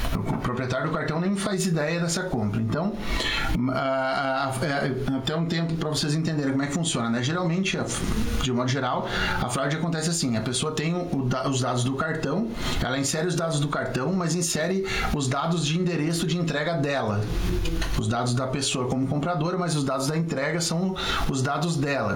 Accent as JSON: {"language": "Portuguese", "town": "Chapecó", "region": "Santa Catarina", "country": "Brazil", "said": "eu sou de Chapecó"}